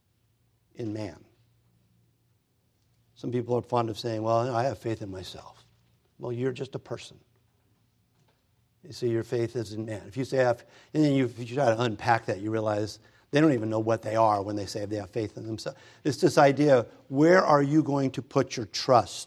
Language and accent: English; United States; I'm an American